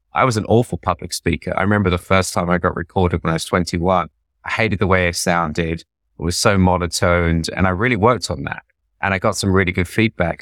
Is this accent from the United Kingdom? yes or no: yes; London, United Kingdom; moved away as an adult; also born or lived in India; now in New York, United States; I'm just an Indian immigrant from North London